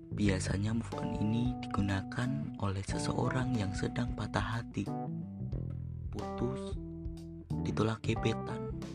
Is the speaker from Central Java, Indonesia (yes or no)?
yes; Magelang, Central Java, Indonesia; Aku berasal dari kota Magelang